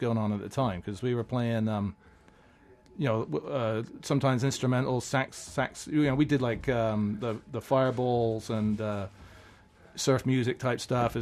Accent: England, United Kingdom; moved away as an adult; also born or lived in Ottawa / Vancouver; I'm from England

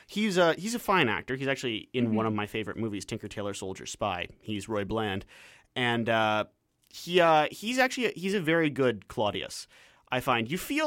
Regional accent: London, Ontario, Canada; now in Vancouver, Canada; in London, mm-hmm. in Ontario, my hometown, not London, England.

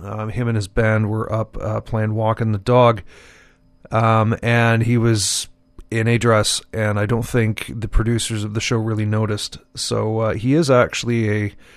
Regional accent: Montreal, Quebec, Canada; when I was growing up in Montreal

